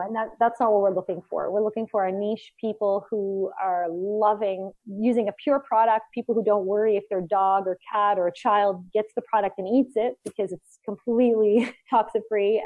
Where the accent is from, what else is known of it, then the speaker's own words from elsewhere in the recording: Canada; also born or lived in Costa Rica; we are Canadian